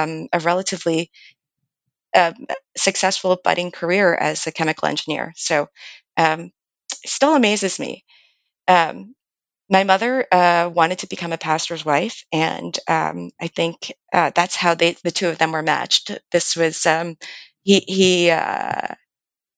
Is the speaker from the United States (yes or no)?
yes; Lower Merion, Pennsylvania, United States; also born or lived in Philadelphia; I grew up outside of Philadelphia in Lower Merion. I was born at Hahnemann Hospital in Philadelphia